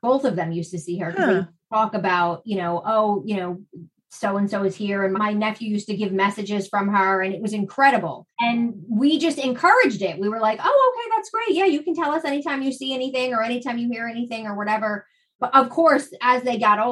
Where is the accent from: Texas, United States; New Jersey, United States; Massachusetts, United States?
New Jersey, United States; accent: Jersey; my Jersey accent